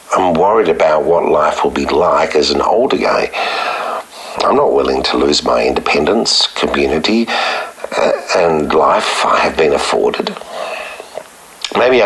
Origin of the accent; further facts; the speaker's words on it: Sydney, New South Wales, Australia; I grew up in Sydney, studied at university